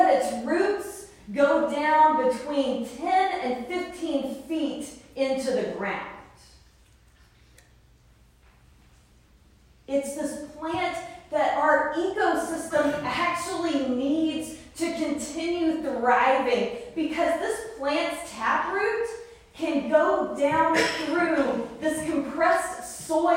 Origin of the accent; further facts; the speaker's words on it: the South, United States; I grew up in the South